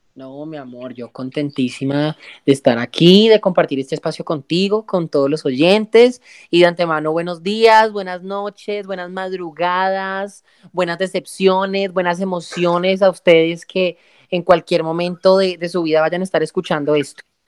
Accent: El Cerrito, Valle del Cauca, Colombia; moved away as an adult; estoy recién desempacada de Cerrito, mi pueblo natal, Cerrito Presente, Cerrito Valle

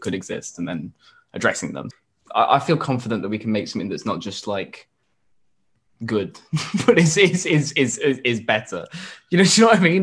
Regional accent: Yorkshire and the Humber, United Kingdom; we grew up in in Yorkshire

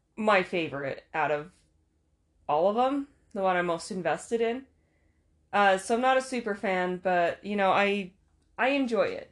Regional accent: Utah, United States; I'm from Utah

